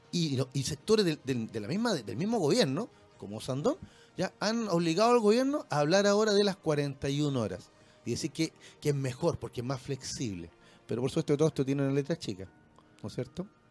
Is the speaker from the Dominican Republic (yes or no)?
no; Chile; como chilenos